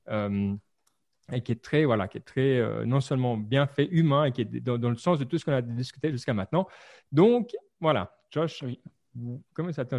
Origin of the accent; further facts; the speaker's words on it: Lausanne region, Vaud, Switzerland; Suisse, la région de Lausanne.